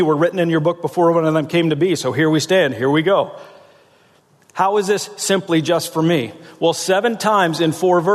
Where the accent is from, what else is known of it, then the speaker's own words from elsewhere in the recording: South Central Pennsylvania, United States; I'm from South Central Pennsylvania